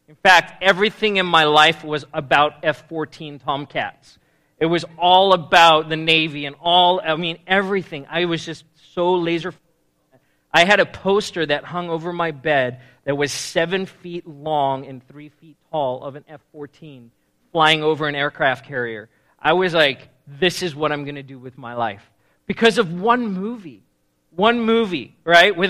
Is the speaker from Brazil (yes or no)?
no; South Africa; moved away as an adult; now in United States; I was born and raised in South Africa, and I moved to the States when I was 18 years old.